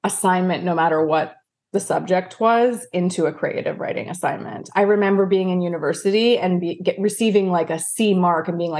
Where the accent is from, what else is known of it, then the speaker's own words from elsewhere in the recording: Vancouver, British Columbia, Canada; moved away as an adult; now in United States; I was from Vancouver